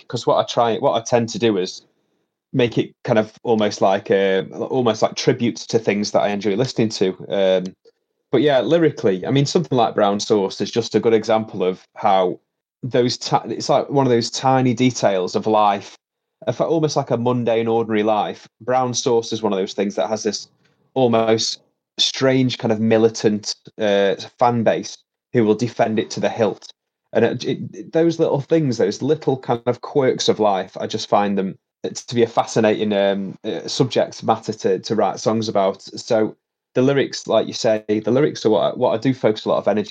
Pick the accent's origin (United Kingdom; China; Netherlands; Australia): United Kingdom; Stoke-on-Trent, West Midlands; I'm from Stoke-on-Trent, and I write about my life in this very interesting post-industrial city. I was, you know, born and raised here